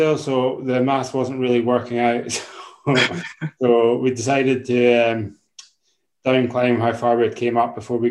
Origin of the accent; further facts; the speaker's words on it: Isle of Skye, Scotland, United Kingdom; growing up in Skye playing shinty